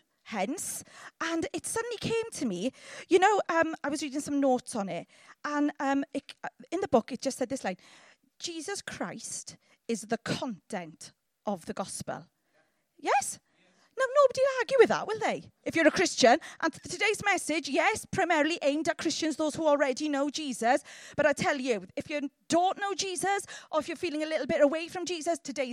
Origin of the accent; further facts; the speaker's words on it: Llanelli, Wales, United Kingdom; I'm from Llanelli